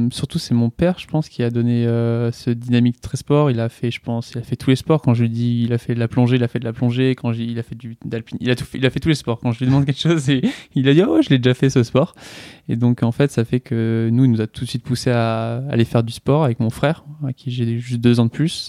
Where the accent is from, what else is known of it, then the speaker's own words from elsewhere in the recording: Strasbourg, Grand Est, France; born there; also born or lived in southern France; j'ai 23 ans. Je suis né à Strasbourg. Euh, voilà, j'ai pas mal bougé pour arriver à la fin de, mon adolescence euh, dans le sud.